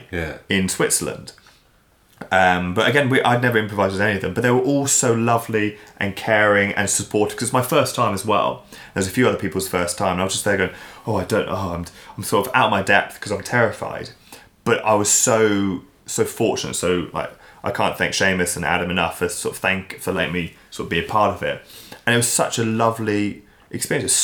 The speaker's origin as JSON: {"language": "English", "region": "England", "country": "United Kingdom", "said": "\"Hello, I'm …. I'm English, um"}